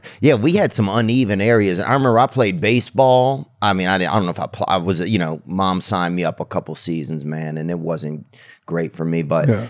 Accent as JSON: {"language": "English", "region": "the South", "country": "United States", "tie": "born or raised there", "said": "I grew up in the South."}